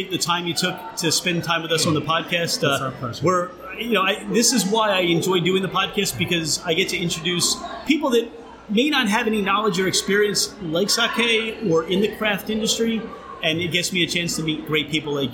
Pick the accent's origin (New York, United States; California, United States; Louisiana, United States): California, United States; now in Brooklyn, United States; If you go back to that, you know, growing up in Southern California